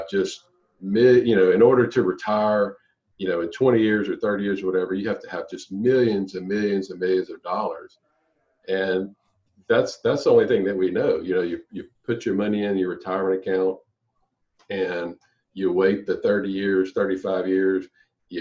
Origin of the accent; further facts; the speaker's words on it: Louisiana, United States; I'm from Louisiana